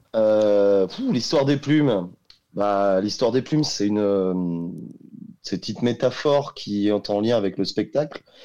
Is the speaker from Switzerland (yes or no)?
no; Réunion; je suis originaire de l'île de la Réunion